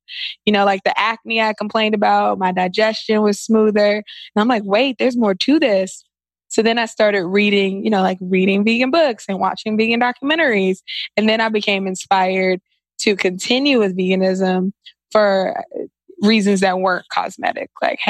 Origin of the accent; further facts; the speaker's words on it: Washington, District of Columbia, United States; Washington, D.C.